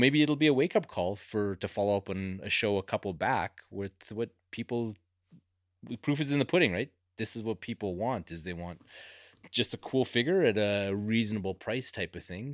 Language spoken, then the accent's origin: English; Canada; being Canadian